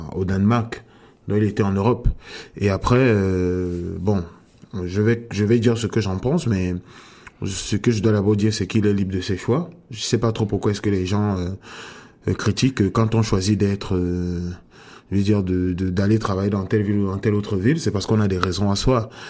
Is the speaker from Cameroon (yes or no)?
yes; Cameroon; moved away as an adult; also born or lived in France; now in Canada; je, suis né au Cameroun et à ce jour j'ai passé presque la moitié de de ma vie euh, hors du Cameroun